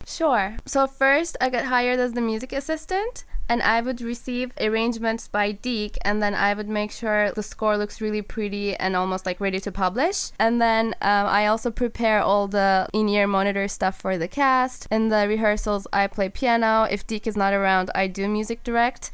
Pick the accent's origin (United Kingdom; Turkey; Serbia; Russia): Turkey; moved away as an adult; also born or lived in Boston, United States; now in Los Angeles, United States; I'm from Turkey, so I like left everybody I know behind, and like as a 18 year old